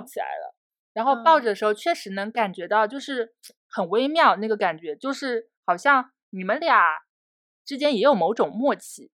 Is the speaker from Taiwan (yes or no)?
no; Fujian, China; 我们福建人其实爬山会有一个特色